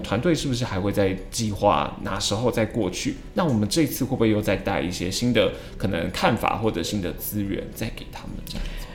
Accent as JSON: {"language": "Chinese", "country": "Taiwan", "said": "身为台湾人的我们"}